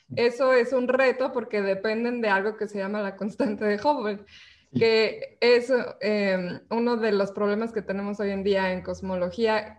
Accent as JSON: {"language": "Spanish", "country": "Mexico", "said": "nosotros somos científicas, somos mexicanas"}